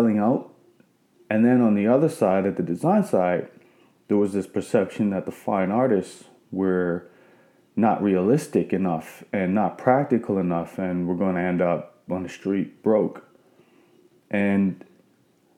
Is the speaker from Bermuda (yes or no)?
yes; Bermuda; moved away as an adult; also born or lived in Nova Scotia; I grew up in Bermuda